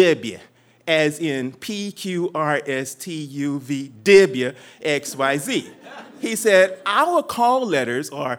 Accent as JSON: {"language": "English", "region": "Texas", "country": "United States", "said": "I'm from Texas, and we talk loud, long, and we're confident about everything"}